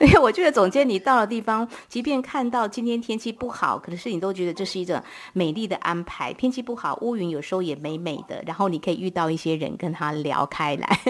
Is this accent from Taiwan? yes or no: yes; Dapi, Yunlin County, Taiwan; moved away as an adult; 云林的大埤乡，我的故乡